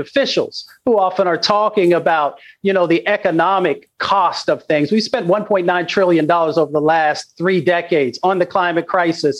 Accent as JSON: {"language": "English", "region": "Appalachia", "country": "United States", "said": "I come from Appalachia"}